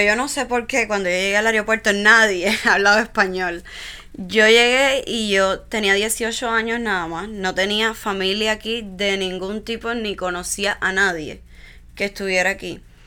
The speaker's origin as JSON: {"language": "Spanish", "region": "Villa Clara", "country": "Cuba", "tie": "born or raised there", "moved": "as an adult", "lives_now": "United States", "said": "nací en Cuba, en una de las provincias centrales de la isla, en, Villa Clara. Eh, mi infancia fue pues como la de cualquier niño cubano"}